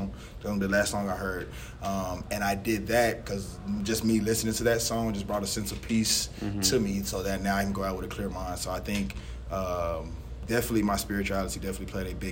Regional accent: DeSoto, United States; we're from DeSoto

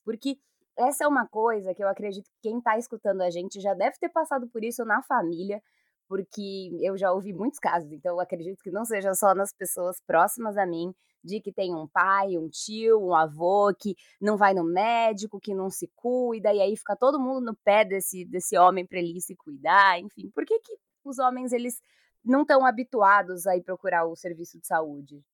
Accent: São Paulo, Brazil; Enquanto pessoa aqui de São Paulo

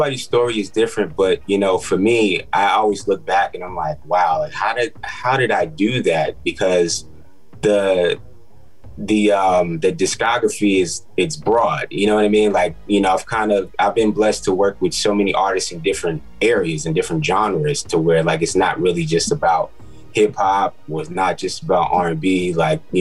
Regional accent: New York City, New York, United States; now in Atlanta, United States; I'm from Queens, New York, by way of Atlanta now. I've been in Atlanta for some time now, but I'm from New York

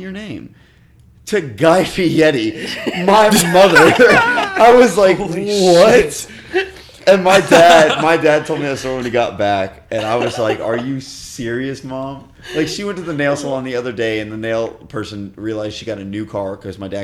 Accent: Miami, Florida, United States; moved away; I'm from Miami

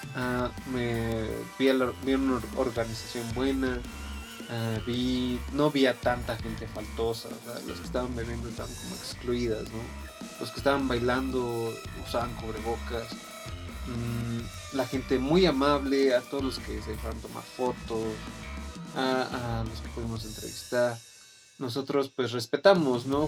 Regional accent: Puebla, Mexico; yo soy de Puebla

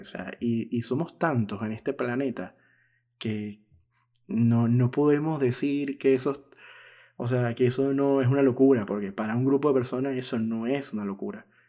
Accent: Venezuela; now in Buenos Aires, Argentina; yo que soy venezolano

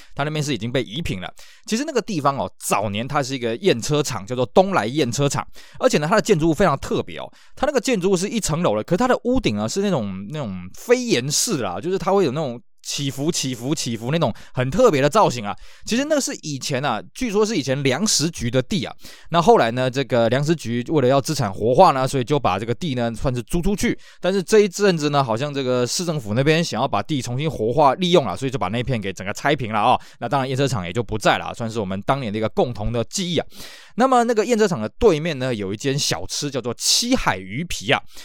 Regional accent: Tainan, Taiwan; 我们台南人呢，号称啊，去台湾各地呢，哎，都不会迷路

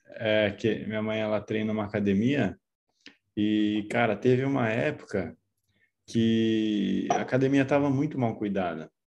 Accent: interior of São Paulo, Brazil; moved away as an adult; Eu sou do interior de São Paulo, mudei para São Paulo

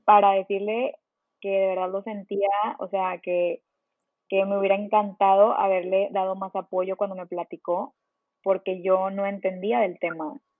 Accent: Monterrey, Nuevo León, Mexico; moved away as an adult; also born or lived in Mexico City; yo soy de Monterrey y estaba viviendo en la Ciudad de México

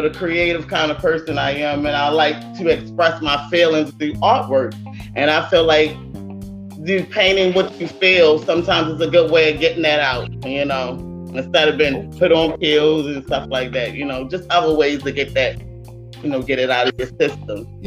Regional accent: Baltimore, Maryland, United States; from Baltimore, Baltimore, Murderland

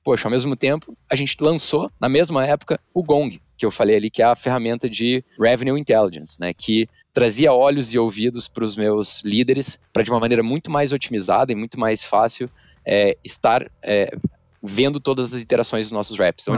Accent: Curitiba, Paraná, Brazil; eu sou curitibano

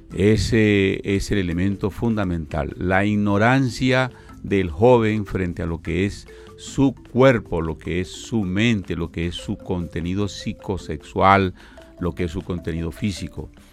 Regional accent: Colombia; parte de nuestra educación eh, eh, holística como, colombianos y como personas

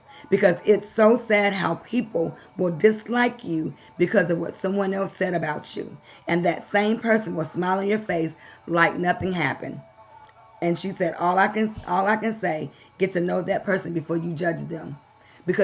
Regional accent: Baltimore, Maryland, United States; also born or lived in Kansas / California; now in Knoxville, United States; I've lived in Kansas. I've lived in California. I'm from Baltimore, Maryland originally.

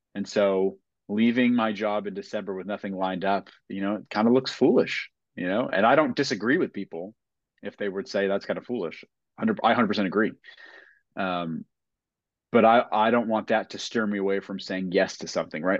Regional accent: New England, United States; growing up in New England

